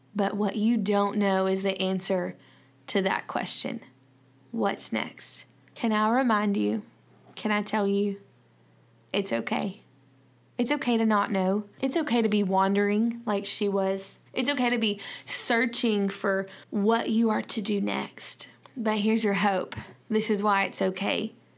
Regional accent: the South, United States; accent: southern; my southern accent

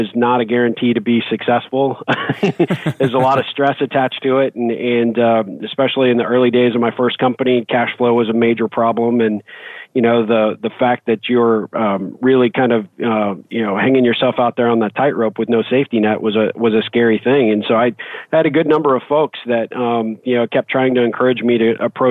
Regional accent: Albuquerque, New Mexico, United States; moved away; I'm originally from Albuquerque

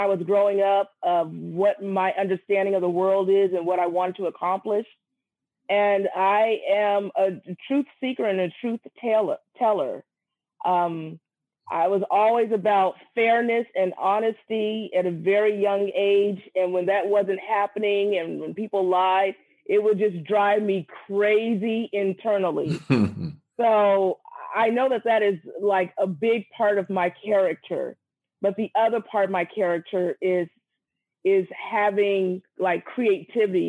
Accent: San Francisco, California, United States; also born or lived in Brooklyn, New York; I was born in Brooklyn, New York, but raised in San Francisco, California

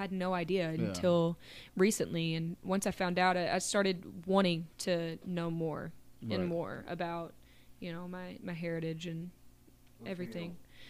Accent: the South, United States; It's just my heritage, you know? That's where I came from. It's my family. I grew up in the South. My whole family's from the South, you know, learning that my great great great great grandfather was a chief of a Cherokee tribe

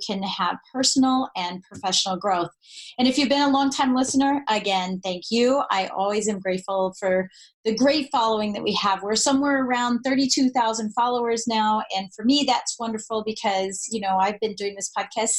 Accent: Colorado, United States; I'm from Colorado

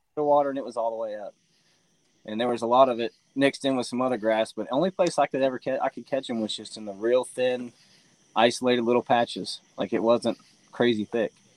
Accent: Tennessee, United States; I'm from Tennessee

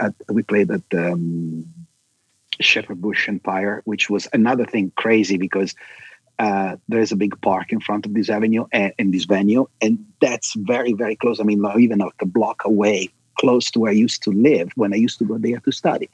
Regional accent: Milan, Lombardy, Italy; moved away; I was born and raised in Milan, Italy

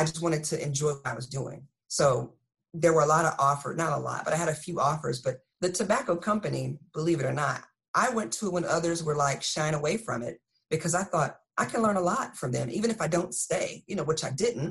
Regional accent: Texas, United States; moved away as an adult; now in Fort Lee, United States; I'm from Texas. My accent comes out every now and again.

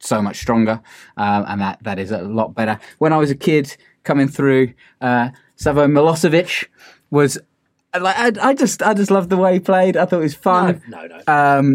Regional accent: Cambridge, East of England, United Kingdom; my hometown, Cambridge United.

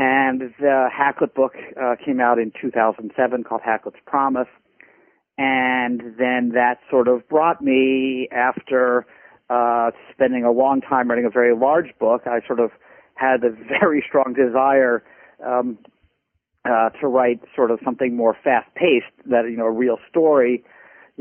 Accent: Philadelphia, Pennsylvania, United States; moved away as an adult; I was born in Philadelphia. I am a graduate of Germantown Friends School, one of Philadelphia's great Quaker

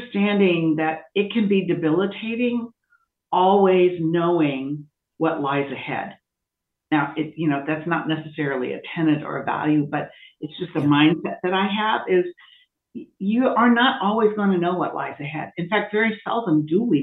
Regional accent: Iowa, United States; I was raised in a state, Iowa, that has a limited number of Black people.

